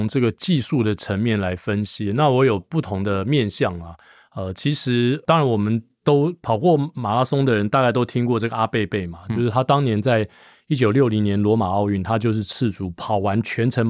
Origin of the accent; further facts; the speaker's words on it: Hsinchu, Taiwan; 我小时候我在新竹长大